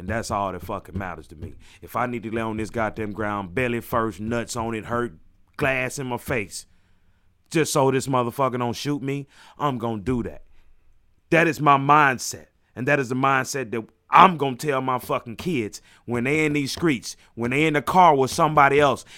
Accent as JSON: {"language": "English", "region": "Mississippi", "country": "United States", "said": "Hey, I'm from Mississippi, man."}